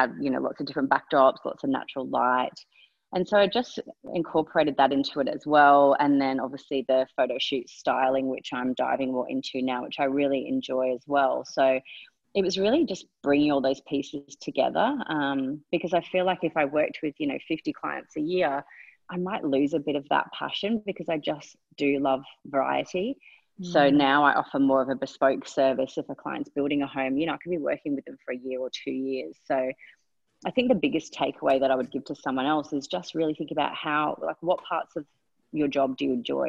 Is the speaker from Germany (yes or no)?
no; England, United Kingdom; born there; I was born in England, I moved back there when I was 18